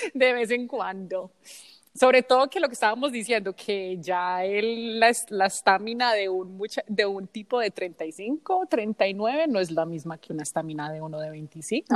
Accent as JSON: {"language": "Spanish", "country": "United States", "tie": "born or raised there", "also_born_or_lived": "Colombia", "said": "he crecido en los Estados Unidos"}